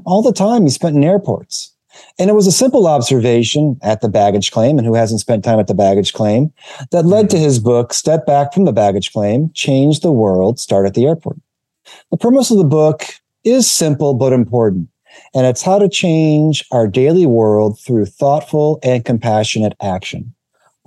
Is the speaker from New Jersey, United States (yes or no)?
no; Michigan, United States; now in Massachusetts, United States; I'm from Michigan.